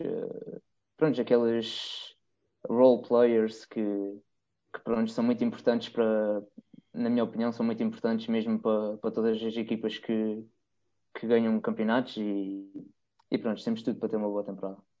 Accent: Terceira Island, Azores, Portugal; eu sou da, da Ilha Terceira, dos Açores, e nós cá temos uma base aérea americana

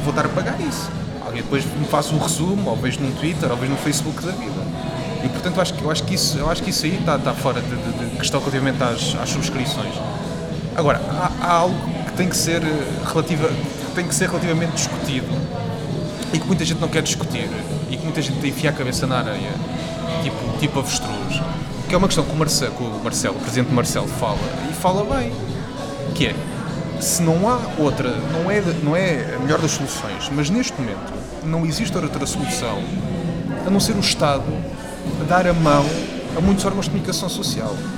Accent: Aveiras de Cima, Lisbon, Portugal; com a minha terra. Eu sou de, de sou de Aveiras de Cima.

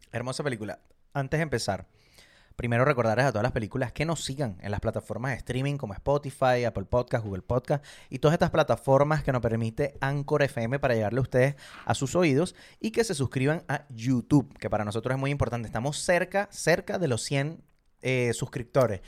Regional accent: Venezuela; moved away; como venezolano, me encantaría volver a Venezuela

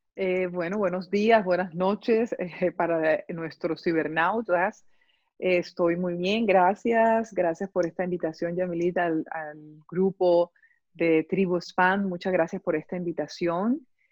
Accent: Barranquilla, Atlántico, Colombia; moved away as an adult; now in Cologne, Germany; soy de Colombia, de la ciudad de Barranquilla

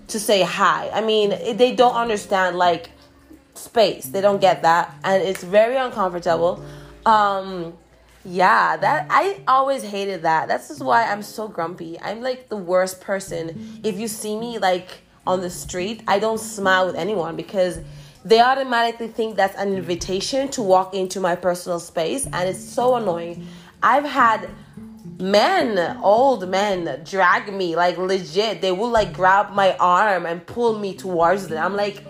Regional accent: Dominican Republic; also born or lived in Jamaica; I am a Jamaican living in the Dominican Republic. I have been here ever since I was 6

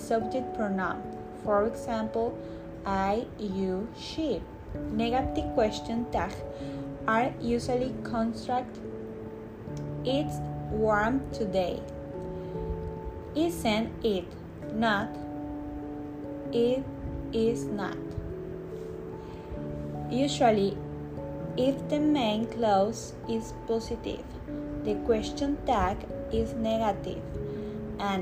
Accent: Tampico, Tamaulipas, Mexico; English is a second language; now in Tuxpan, Mexico; I'm from Tampico, Tamaulipas, but I live in Tuxpan

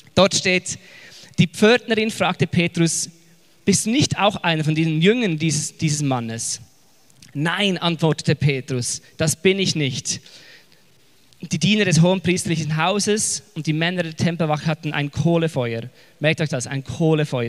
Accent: Switzerland; accent: Swiss German; now in Zurich, Switzerland; ich bin mitten in den Bergen aufgewachsen mit Kühen und Geißen

